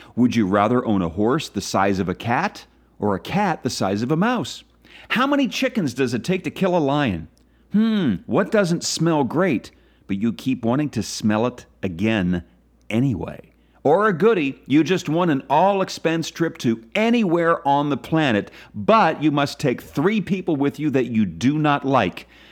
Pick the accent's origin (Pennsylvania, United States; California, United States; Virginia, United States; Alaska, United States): Pennsylvania, United States; Philadelphia; my hometown, Philadelphia